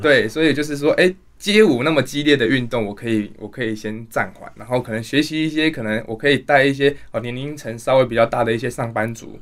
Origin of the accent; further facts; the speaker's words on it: Tainan, Taiwan; moved away; 我本身是台南人